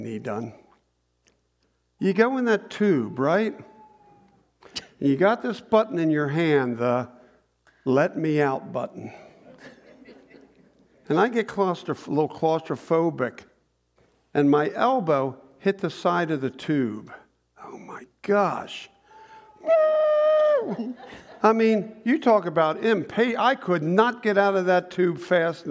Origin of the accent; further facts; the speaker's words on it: Newark, Delaware, United States; I grew up in Newark